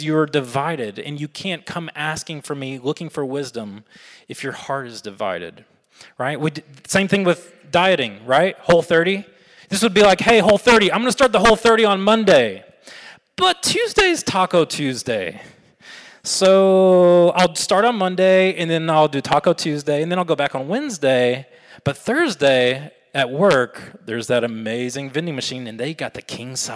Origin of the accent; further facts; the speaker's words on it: Alabama, United States; I'm from Alabama